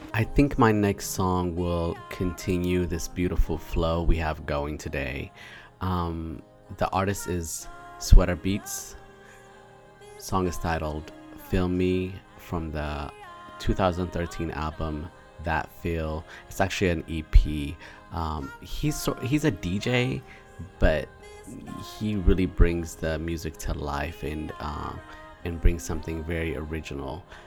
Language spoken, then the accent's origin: English; Prince George's County, Maryland, United States; I know all about the suburbs of Maryland as I am from Prince George's County